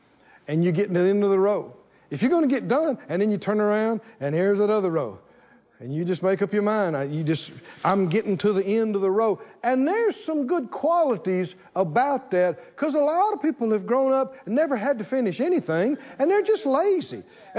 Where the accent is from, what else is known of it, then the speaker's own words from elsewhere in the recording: the South, United States; I come from the South. We grew up on a farm. We had cotton fields. We had corn fields. We had bean fields.